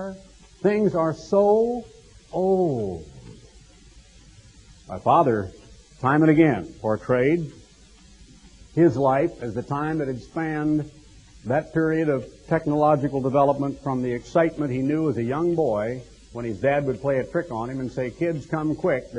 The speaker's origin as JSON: {"language": "English", "town": "Eugene", "region": "Oregon", "country": "United States", "tie": "born or raised there", "said": "growing up in Eugene, Oregon"}